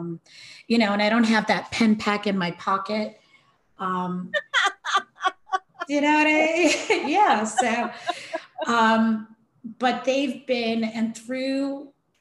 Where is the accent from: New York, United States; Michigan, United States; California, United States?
New York, United States; New York City; I come from New York City